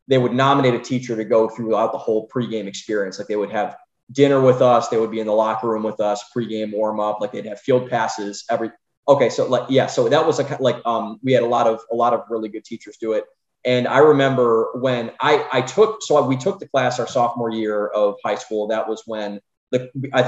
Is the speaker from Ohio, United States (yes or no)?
yes; Cleveland, Ohio, United States; now in Austin, United States; we both are from Cleveland, but we grew up in just totally different environments